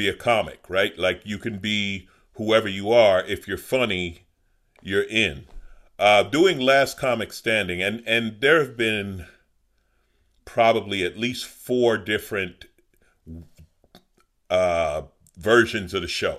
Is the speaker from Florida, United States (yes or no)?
no; New York City, New York, United States; moved away as an adult; now in Los Angeles, United States; I grew up in Southeast Queens